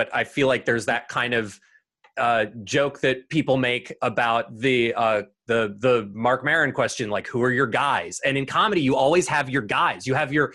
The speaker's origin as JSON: {"language": "English", "region": "New York", "country": "United States", "tie": "born or raised there", "said": "I grew up in New York"}